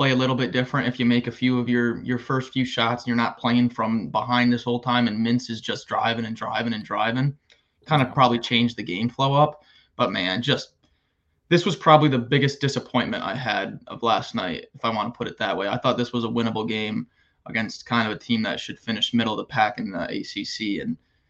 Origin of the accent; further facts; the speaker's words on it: New York, United States; I mean, I grew up in Syracuse country.